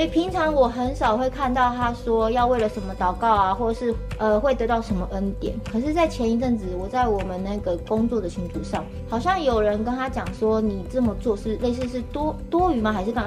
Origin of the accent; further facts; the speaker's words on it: Zhubei, Hsinchu County, Taiwan; first language Mandarin; moved away as an adult; now in Smangus, Taiwan; 我是竹北人，然后我是 从平地架上来的，是土生土长的平地人，来到部落已经十二年了